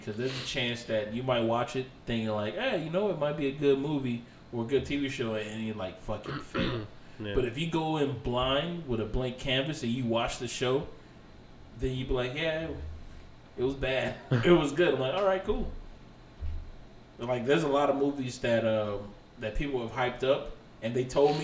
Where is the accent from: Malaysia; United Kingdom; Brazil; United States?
United States